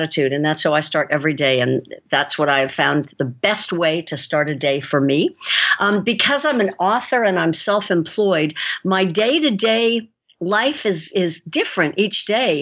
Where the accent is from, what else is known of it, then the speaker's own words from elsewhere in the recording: San Francisco, California, United States; moved away as an adult; also born or lived in Costa Rica; now in New Zealand; I was born and raised in San Francisco, and moved here in 1992 and was already an adult, so I didn't lose my accent.